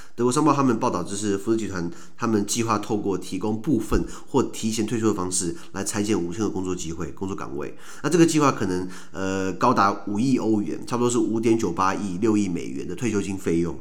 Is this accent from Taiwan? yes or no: yes; Taiwan; also born or lived in Sweden; 小时候在，在台湾的我们， 根本对于本省跟外省根本就是没有概念